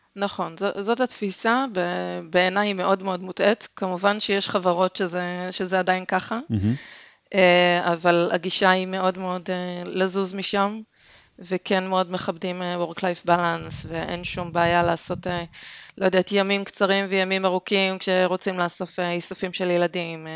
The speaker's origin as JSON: {"language": "Hebrew", "town": "Haifa", "region": "Haifa District", "country": "Israel", "also_born_or_lived": "Denmark", "said": "אני חיפאית"}